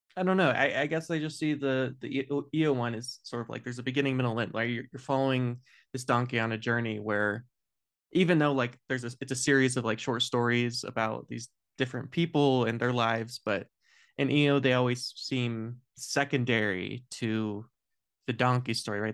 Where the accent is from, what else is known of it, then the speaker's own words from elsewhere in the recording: United States; as an American